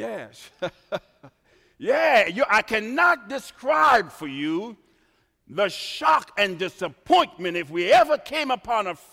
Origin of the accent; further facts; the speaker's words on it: Trinidad & Tobago; moved away; I was born in the Caribbean